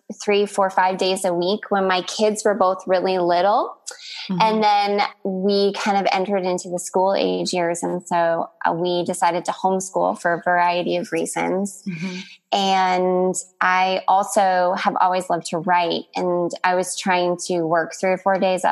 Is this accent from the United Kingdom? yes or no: no; Canada; moved away as an adult; also born or lived in Texas; now in Northern California, United States; I'm Canadian, and I've lived in the United States for almost